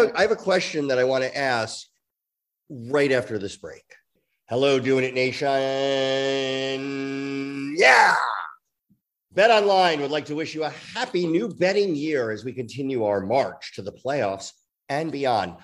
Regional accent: New York, United States; I grew up in New York

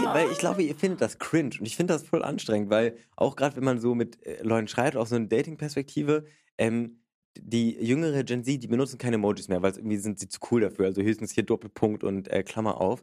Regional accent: Berlin, Germany; Ich komme aus Berlin.

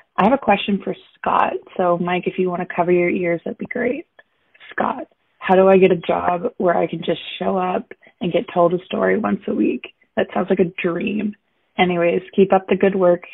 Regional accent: Southern New Brunswick, Canada; moved away as an adult; now in Antigonish, Canada; I'm from Southern New Brunswick

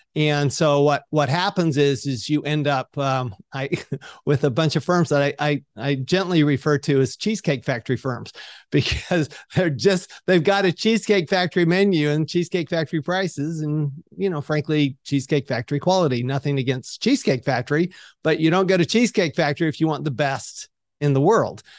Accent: Salt Lake City, Utah, United States; I grew up in Salt Lake City, Utah.

